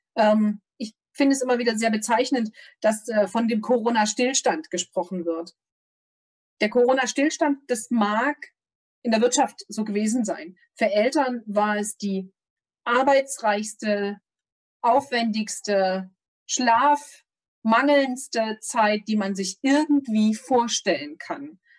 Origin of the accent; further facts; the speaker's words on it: Thuringia, Germany; Ich komme aus Thüringen